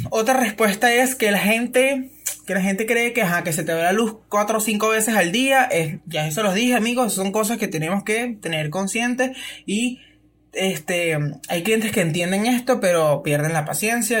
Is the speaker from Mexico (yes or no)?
no; Venezuela; nosotros como venezolanos